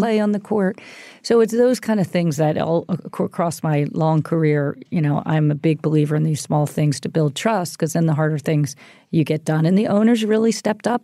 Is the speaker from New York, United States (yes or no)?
no; Philadelphia, Pennsylvania, United States; we grew up in the Philadelphia area